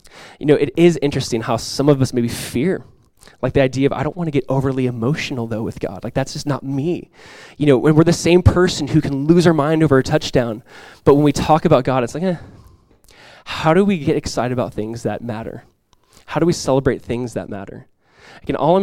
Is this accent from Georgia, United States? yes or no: no; Southern California, United States; moved away as an adult; now in Florida, United States; Growing up in Southern California, I just never really got into ice hockey.